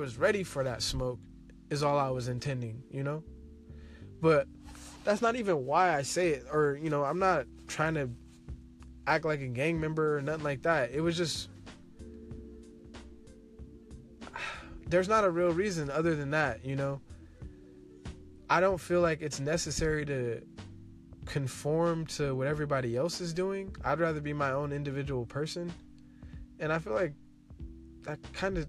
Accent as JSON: {"language": "English", "town": "Seaside", "region": "California", "country": "United States", "tie": "born or raised there", "said": "growing up in Seaside, you know, everybody's apparently a Crip"}